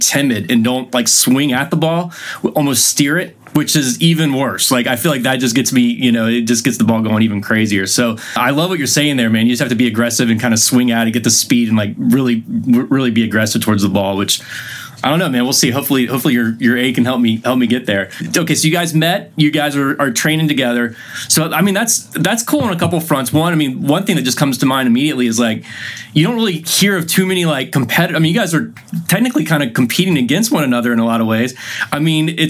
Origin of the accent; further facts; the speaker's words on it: North Carolina, United States; moved away; I'm from North Carolina originally and went to school up at Appalachian State in Boone